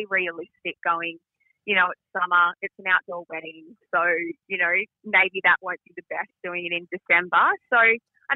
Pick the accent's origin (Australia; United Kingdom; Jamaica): Australia; we're beautiful people, Australians